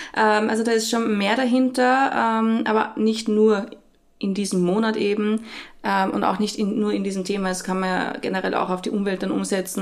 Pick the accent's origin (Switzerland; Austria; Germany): Austria; bei uns in Österreich